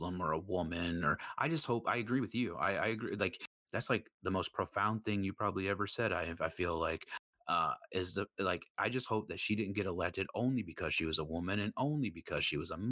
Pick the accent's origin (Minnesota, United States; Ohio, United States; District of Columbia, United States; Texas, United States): Minnesota, United States; I was born and raised in Minnesota